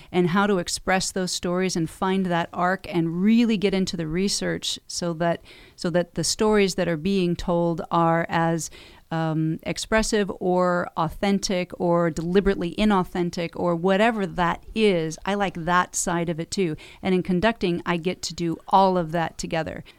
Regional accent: Encinitas, California, United States; moved away as an adult; also born or lived in Carlsbad, California / Escondido, California / Los Angeles, California; I was born and raised on the beach in Encinitas

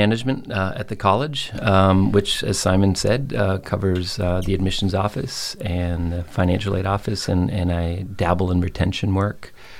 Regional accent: Belleville, Ontario, Canada; born or raised there; also born or lived in Nova Scotia / Monterey, California

